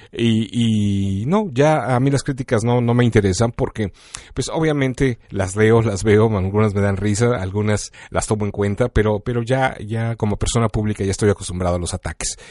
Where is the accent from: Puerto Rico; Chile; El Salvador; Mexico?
Mexico; now in Chicago, United States; como mexicano